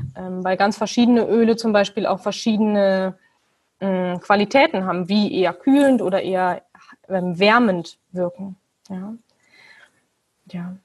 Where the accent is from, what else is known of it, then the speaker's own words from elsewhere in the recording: Germany; moved away; ich bin Deutsche